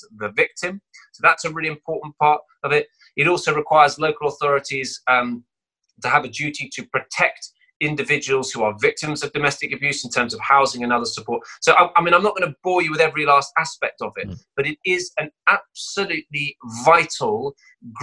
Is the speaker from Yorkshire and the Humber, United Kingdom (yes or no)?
no; Cheltenham, South West England, United Kingdom; this is where I grew up.